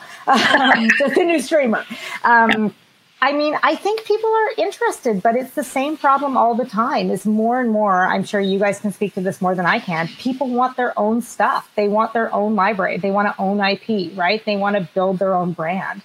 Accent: Canada; also born or lived in Boston; I'm Canadian

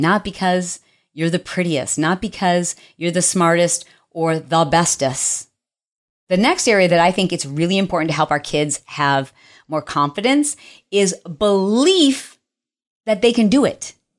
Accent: Detroit, Michigan, United States; moved away; I am from Detroit

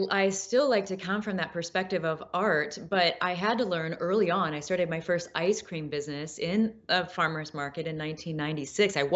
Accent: Midwest, United States; I mean, I grew up with artists in the Midwest, so there's very much a sense of uh, in the Midwest this like uh, creative, absolute creative freedom.

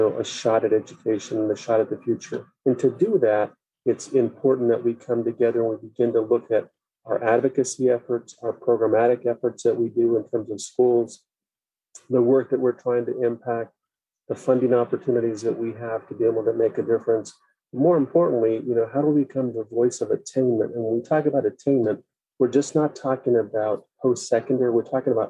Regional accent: Superior, Arizona, United States; I grew up in Superior, Arizona, so I know what it's like to grow up in a rural community.

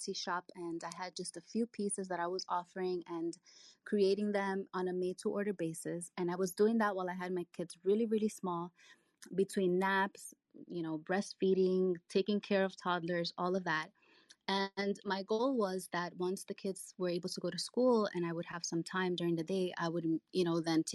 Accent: New York City, New York, United States; also born or lived in Dominican Republic; I was born in the Dominican Republic and I came here when I was 6 years old with my family. I grew up in New York City

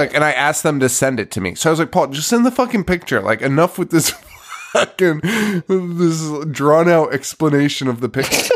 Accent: New England, United States; we're from New England

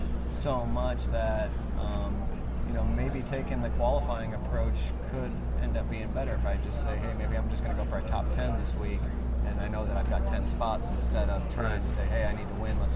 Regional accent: Midwest, United States; now in Orlando, United States; I'm from the Midwest

